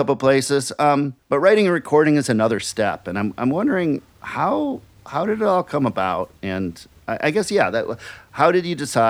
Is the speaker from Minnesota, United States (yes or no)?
yes; Minneapolis, Minnesota, United States; now in Brooklyn, United States; I'm from Minneapolis, but I'm in Brooklyn